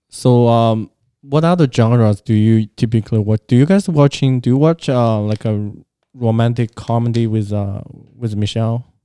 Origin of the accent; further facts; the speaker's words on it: China; moved away; growing up in China